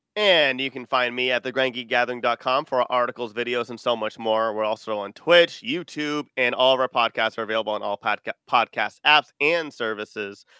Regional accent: Texas, United States; I'm from Texas

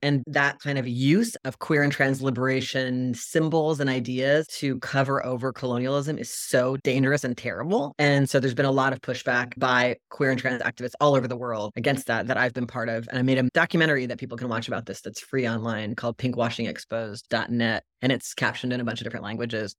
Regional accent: Virginia, United States; I grew up in Virginia

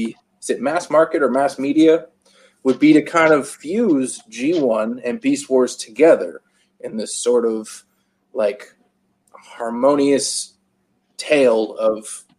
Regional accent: Canada; I'm actually Canadian.

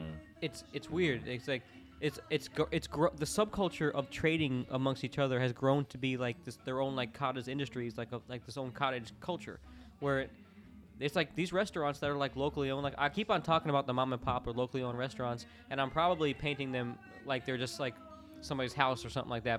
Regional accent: Orlando, Florida, United States; growing up in Orlando, like the home of the home of the fake shit

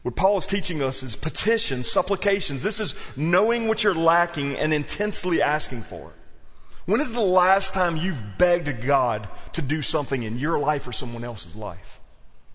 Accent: South Louisiana, United States; moved away; also born or lived in New Orleans; I was raised in South Louisiana

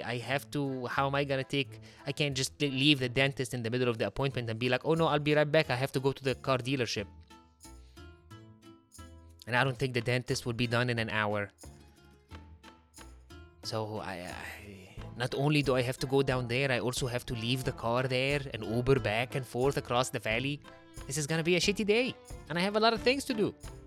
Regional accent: Egypt; moved away; I'm from Egypt, like the land of chatty drivers.

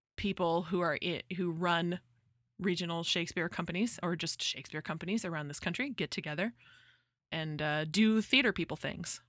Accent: Central Valley, California, United States; That's like forty-five minutes from my hometown.

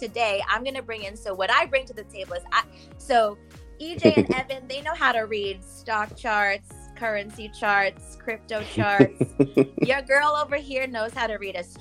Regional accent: New York, United States; first language English; also born or lived in Chile; I'm from New York

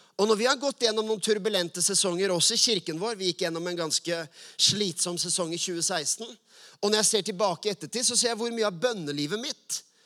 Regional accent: Oslo, Norway; Jeg vokste opp på Furuset og Lindeberg

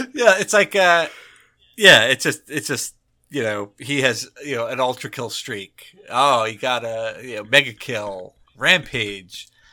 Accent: New Jersey, United States; I'm from New Jersey

